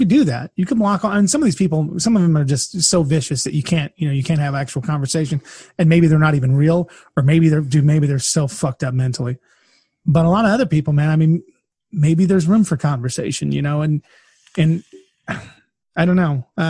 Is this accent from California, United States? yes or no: yes; California, United States; now in Kansas, United States; I mean, hell, I'm in Kansas now. I grew up in California